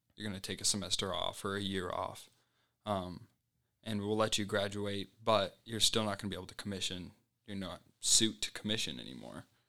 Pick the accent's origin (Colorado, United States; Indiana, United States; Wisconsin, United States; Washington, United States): Colorado, United States; Colorado Springs; moved away; I was from Colorado Springs, so my family was just across the highway from school